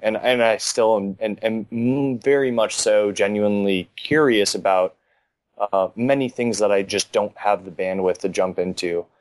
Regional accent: Miami, Florida, United States; I'm probably one of the few that are actually born and raised in Miami. Grew up just off of Kendall, Went to high school down here

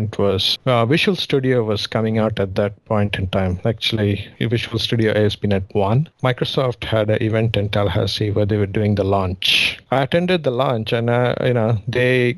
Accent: Mumbai, Maharashtra, India; also born or lived in southern India; now in United States; my hometown, I guess, would be Mumbai. I was born in the southern part of India, but I grew up in Mumbai

